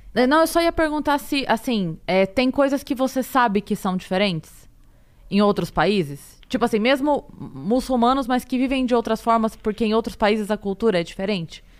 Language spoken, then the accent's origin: Portuguese; Sorocaba, São Paulo, Brazil; eu sou de Sorocaba